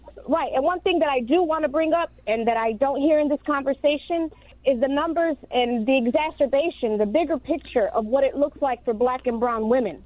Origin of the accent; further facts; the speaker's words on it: Chicago, Illinois, United States; I grew up in South Chicago